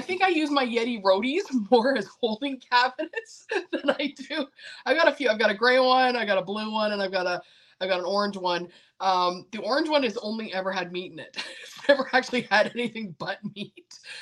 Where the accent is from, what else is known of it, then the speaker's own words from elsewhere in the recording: Canada; now in United States; I come from Canada originally.